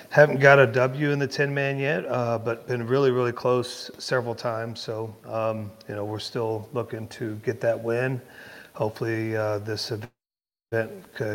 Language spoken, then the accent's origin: English; Texas, United States; moved away as an adult; also born or lived in Colorado; I'm originally from Texas, born in here, raised in Texas